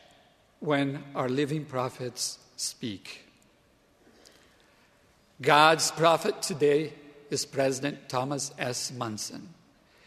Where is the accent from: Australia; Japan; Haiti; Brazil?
Brazil; moved away as an adult; also born or lived in Provo, Utah; my home country, Brazil